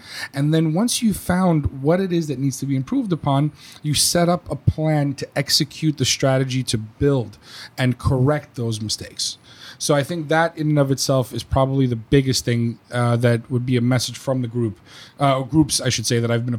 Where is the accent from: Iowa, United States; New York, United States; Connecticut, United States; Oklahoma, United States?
New York, United States; moved away; As a New Yorker or a former New Yorker, we're very not short-tempered, but we're all about the getting to the point, okay?